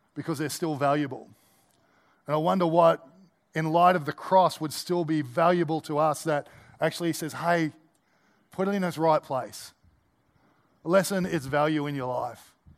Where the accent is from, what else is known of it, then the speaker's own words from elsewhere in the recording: Australia; as an Australian